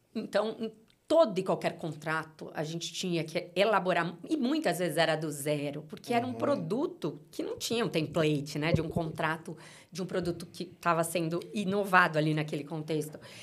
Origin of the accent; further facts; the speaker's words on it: São Paulo, Brazil; also born or lived in Uberaba, Minas Gerais; eu cheguei em São Paulo com cinco anos de idade, então muito pequena, né? Cresci em São Paulo